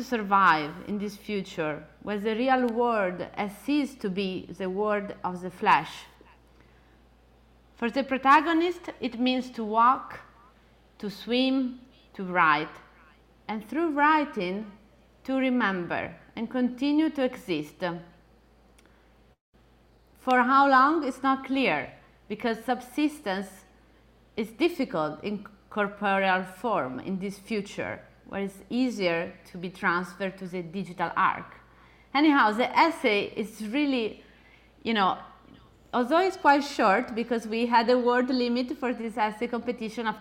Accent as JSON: {"language": "English", "country": "Italy", "accent": "Italian", "said": "my Italian accent"}